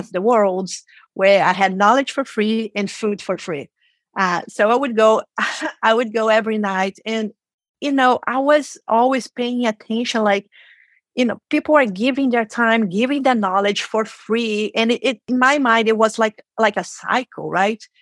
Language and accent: English; Rio de Janeiro, Brazil; first language Portuguese; English is a second language; moved away as an adult; now in San Francisco, United States; I was born and raised in Brazil, in Rio de Janeiro, and we speak Portuguese.